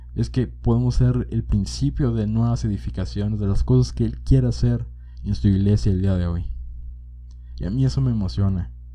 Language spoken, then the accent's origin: Spanish; Monterrey, Nuevo León, Mexico; now in Jalisco, Mexico; Cuando era niño, mi mamá y yo nos mudamos a la ciudad de Monterrey y ahí vivimos una gran temporada de nuestras vidas.